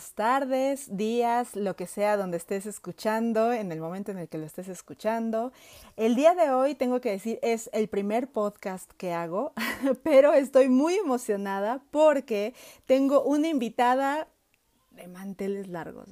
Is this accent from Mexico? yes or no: yes; Mexico; nosotros como mexicanos sabemos que estamos atados al maíz